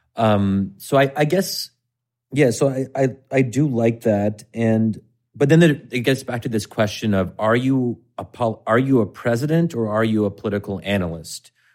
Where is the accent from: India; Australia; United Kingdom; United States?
United States; I'm American